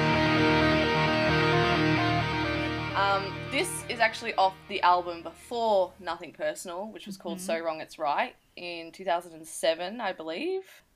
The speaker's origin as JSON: {"language": "English", "country": "Australia", "said": "we're listening from Australia"}